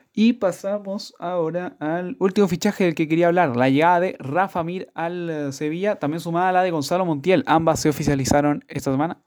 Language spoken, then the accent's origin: Spanish; Chile; como buen chileno